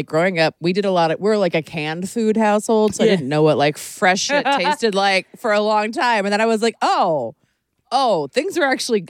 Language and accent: English; Maryland, United States; I'm from Maryland, so like blue crabs